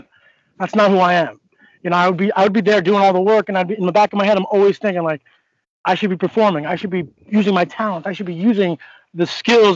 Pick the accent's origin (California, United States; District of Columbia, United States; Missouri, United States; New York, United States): New York, United States; Northport; I come from Northport, New York. I was an athlete my whole life